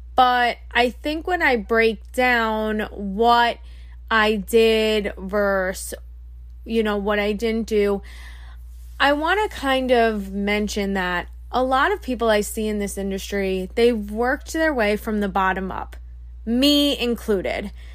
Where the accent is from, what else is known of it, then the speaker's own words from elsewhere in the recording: Long Island, New York, United States; I'm from Long Island. I grew up my whole life on Long Island, New York.